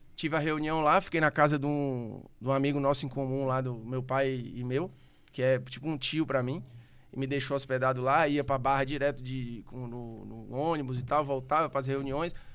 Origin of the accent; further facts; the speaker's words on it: Fortaleza, Ceará, Brazil; accent: Cearense; moved away as an adult; also born or lived in Rio de Janeiro; now in São Paulo, Brazil; nasci numa cobertura na Aldeota. Depois morava num bom apartamento em Fortaleza